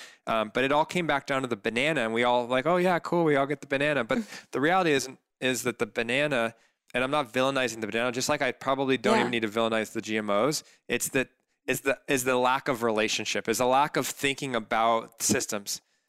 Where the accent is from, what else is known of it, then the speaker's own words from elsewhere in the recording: Corona del Mar, California, United States; I grew up in Corona del Mar, and my mom's a cook